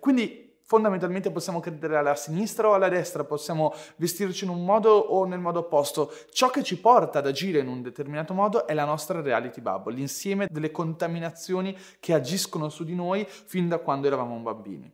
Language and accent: Italian; Ferrara, Emilia-Romagna, Italy; io sono nato a Ferrara